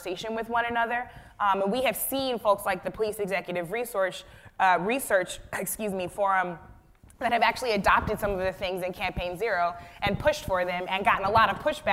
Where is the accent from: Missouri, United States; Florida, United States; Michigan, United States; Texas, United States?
Missouri, United States; Florissant; I grew up in Florissant, Missouri, which is very close to Ferguson.